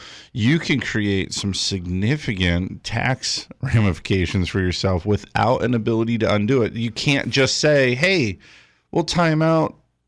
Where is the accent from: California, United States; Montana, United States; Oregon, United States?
California, United States; I'm from Southern California.